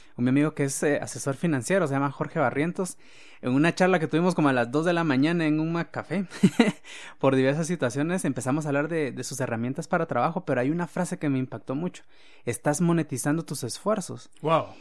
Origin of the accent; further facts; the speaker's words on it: Guatemala; como guatemaltecos y latinoamericanos